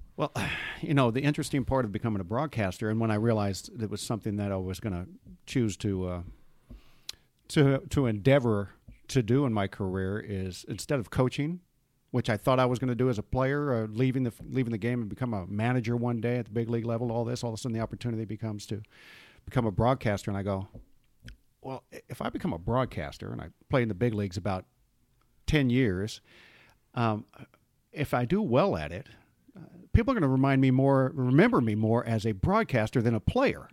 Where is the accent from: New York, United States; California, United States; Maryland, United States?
California, United States; Los Angeles; I'm from Southern California, the Los Angeles area